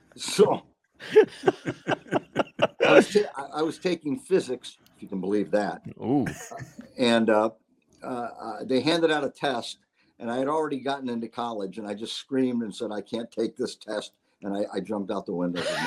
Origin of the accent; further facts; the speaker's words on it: Syracuse, New York, United States; moved away as an adult; I'm from Syracuse, New York.